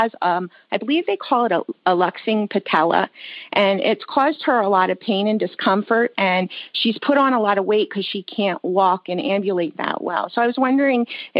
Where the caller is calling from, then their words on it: Easton, Pennsylvania, United States; I am calling from Easton, Pennsylvania